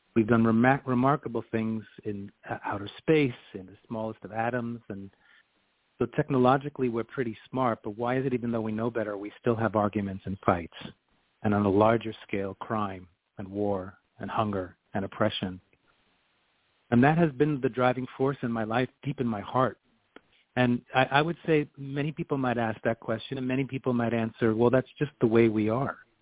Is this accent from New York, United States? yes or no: yes; New York City, New York, United States; moved away as an adult; now in Washington, D.C., United States; my roots growing up in Queens, New York